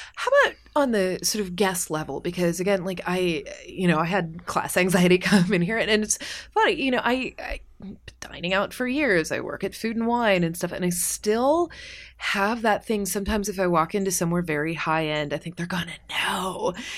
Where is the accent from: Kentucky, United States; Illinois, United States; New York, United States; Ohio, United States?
Kentucky, United States; I'm from Kentucky